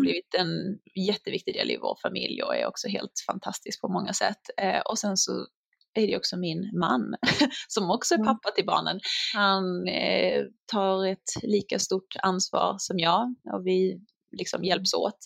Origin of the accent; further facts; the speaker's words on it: Sweden; now in United States; man är ganska orädd som svensk